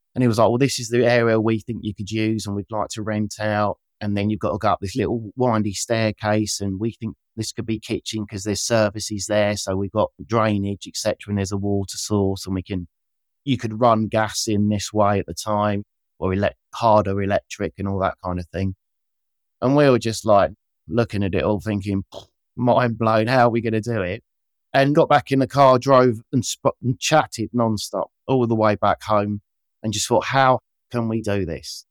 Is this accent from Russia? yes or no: no; Kent, South East England, United Kingdom; I grew up in Kent using great Kent produce and Bramley apples